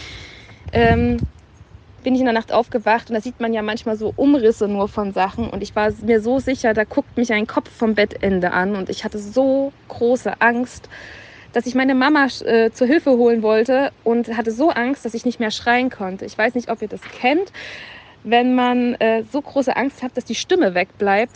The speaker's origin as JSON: {"language": "German", "town": "Dresden", "region": "Saxony", "country": "Germany", "tie": "born or raised there", "said": "ich komme aus Dresden"}